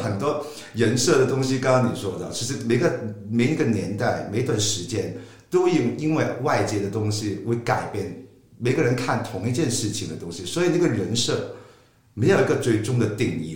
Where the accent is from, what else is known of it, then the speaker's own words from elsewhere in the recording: Hong Kong; accent: Hong Kong-accented Mandarin; first language Cantonese; Chinese is a second language; moved away; also born or lived in mainland China; 我是来自香港的，呃，一个香港人，所以大家听得我的港普应该有猜出来